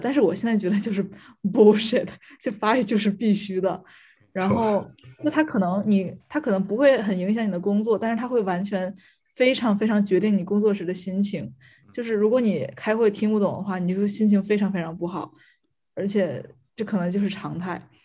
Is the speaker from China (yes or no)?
yes; China; moved away as an adult; now in Paris, France; 只有我一个中国人